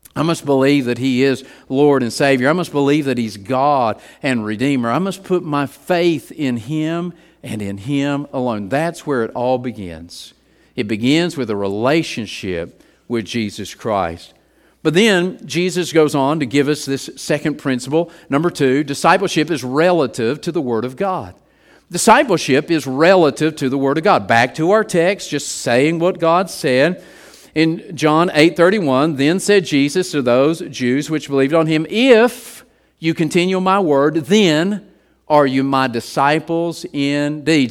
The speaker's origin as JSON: {"language": "English", "region": "West Virginia", "country": "United States", "tie": "born or raised there", "said": "growing up in West Virginia"}